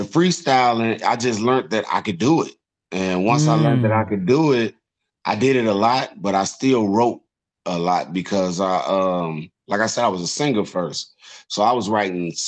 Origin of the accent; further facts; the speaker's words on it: Chicago, Illinois, United States; I'm from the South Side